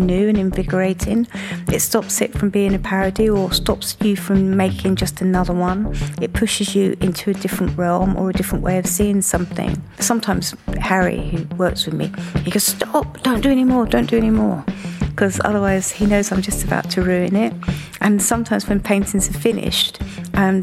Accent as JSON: {"language": "English", "town": "Margate", "region": "South East England", "country": "United Kingdom", "tie": "born or raised there", "said": "Growing up in Margate"}